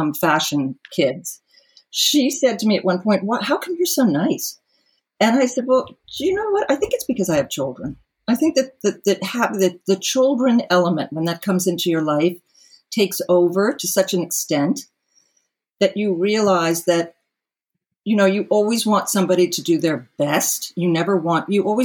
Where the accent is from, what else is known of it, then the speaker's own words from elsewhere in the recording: New York City, New York, United States; also born or lived in Colorado; I grew up in New York and that I grew up in a family in New York City